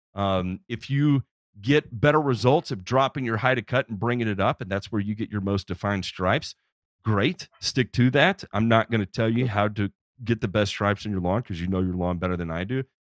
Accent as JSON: {"language": "English", "town": "Memphis", "region": "Tennessee", "country": "United States", "tie": "born or raised there", "said": "in Memphis, Tennessee, which is actually my hometown, and uh, I was born and raised there"}